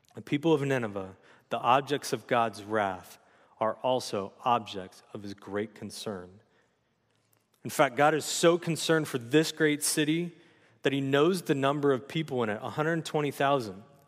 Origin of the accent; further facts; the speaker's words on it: San Luis Obispo, California, United States; also born or lived in Los Angeles, California; now in Santa Maria, United States; I grew up in Slough J, for junior high and high school